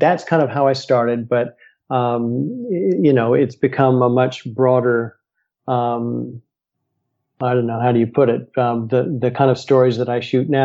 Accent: United States; I'm American and, you know, live here in the US

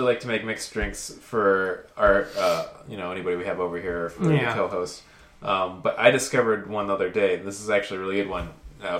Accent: Georgia, United States; I grew up in Georgia by a lot of, like, swampy areas.

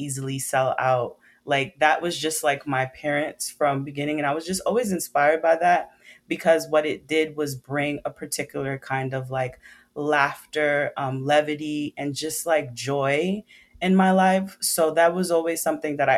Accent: New York City, New York, United States; I'm from Brooklyn, New York. I've been raised by Caribbean parents, Trinidad and Jamaican

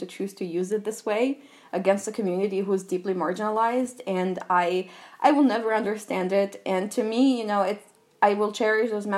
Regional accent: Albania; English is a second language; moved away as an adult; also born or lived in United States / France; I was born and raised in Albania. I did my college years in the US and then lived in France.

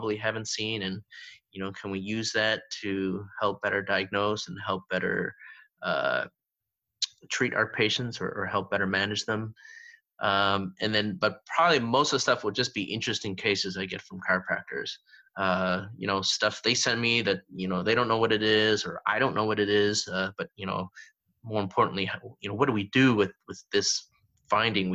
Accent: Canada; I'm Canadian, you know, I was born and raised in Canada

